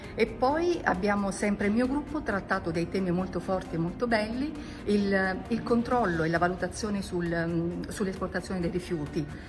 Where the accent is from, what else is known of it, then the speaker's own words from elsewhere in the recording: Milan, Lombardy, Italy; vengo da Milano